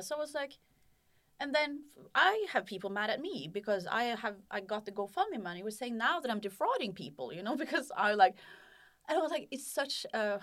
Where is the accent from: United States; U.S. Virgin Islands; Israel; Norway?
Norway; I'm from Norway